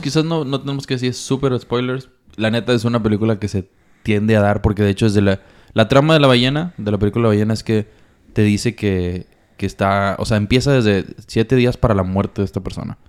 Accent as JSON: {"language": "Spanish", "country": "Mexico", "said": "como mexicanos, malamente, estamos"}